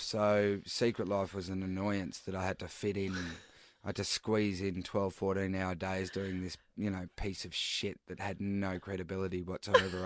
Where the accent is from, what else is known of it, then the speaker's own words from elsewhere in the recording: Daylesford, Victoria, Australia; moved away; also born or lived in Melbourne; I moved to, um, back to my hometown in Dalesford